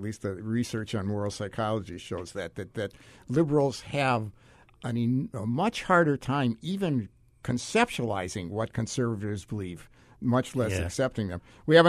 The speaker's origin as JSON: {"language": "English", "region": "Wisconsin", "country": "United States", "tie": "born or raised there", "moved": "yes", "lives_now": "Hawaii, United States", "said": "people in my home state up in rural Wisconsin"}